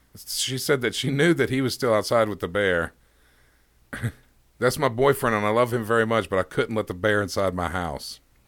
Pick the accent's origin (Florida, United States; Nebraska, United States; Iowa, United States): Nebraska, United States; accent: Nebraska; I was told that my Nebraska accent was really bad, so I don't want to do a New Jersey accent.